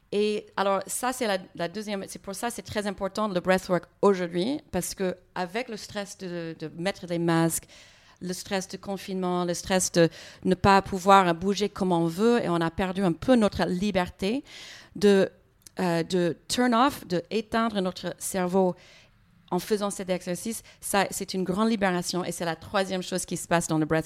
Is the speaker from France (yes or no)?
no; United States; French is a second language; moi, je n'arrive pas à bien comprendre les gens parce que je suis américaine. Les fois, j'ai besoin de voir les lèvres hein, quand quelqu'un parle.